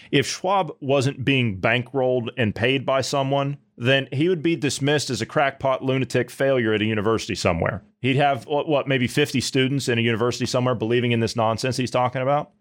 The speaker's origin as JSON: {"language": "English", "region": "Ohio", "country": "United States", "tie": "born or raised there", "said": "My home state of Ohio"}